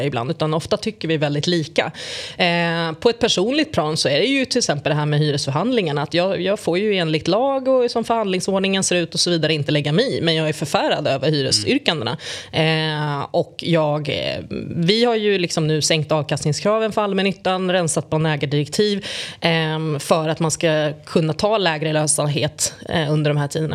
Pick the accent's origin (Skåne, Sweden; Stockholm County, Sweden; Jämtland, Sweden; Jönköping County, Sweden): Stockholm County, Sweden; Stockholm; jag är född och uppvuxen i Tensta